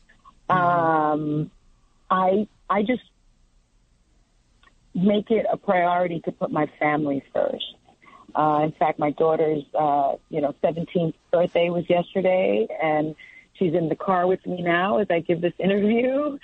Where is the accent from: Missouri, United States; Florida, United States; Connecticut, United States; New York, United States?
New York, United States; New York City; also born or lived in Manhattan; I grew up in the South Bronx in the projects